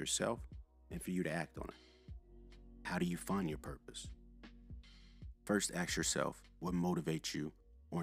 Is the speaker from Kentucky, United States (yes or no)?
yes; Louisville, Kentucky, United States; moved away as an adult; I'm originally from Louisville, Kentucky. I grew up in a middle-class household